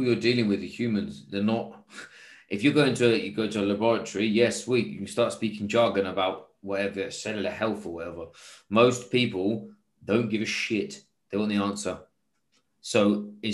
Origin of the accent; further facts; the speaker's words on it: England, United Kingdom; now in Singapore; I'm English